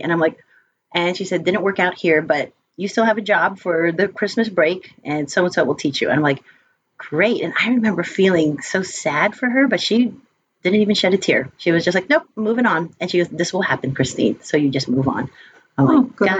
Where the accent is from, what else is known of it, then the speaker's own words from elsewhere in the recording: United States; also born or lived in upstate New York; My brother and I are the only ones that were born here in the States